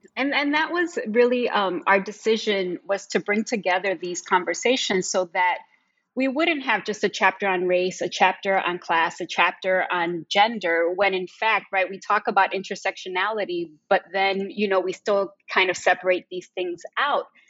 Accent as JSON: {"language": "English", "town": "Chicago", "region": "Illinois", "country": "United States", "tie": "born or raised there", "said": "I'm actually born and raised in Chicago"}